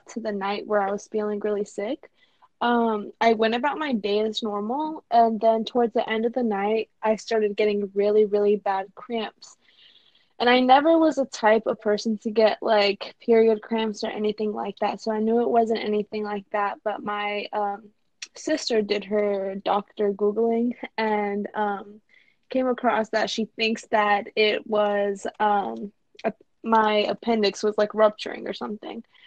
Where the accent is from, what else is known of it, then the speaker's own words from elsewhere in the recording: Sarajevo, Bosnia & Herzegovina; now in Atlanta, United States; I'm originally from Sarajevo